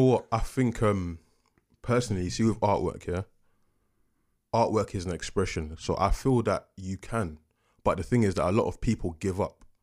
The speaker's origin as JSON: {"language": "English", "region": "London", "country": "United Kingdom", "also_born_or_lived": "Coventry", "said": "I'm from Peckham"}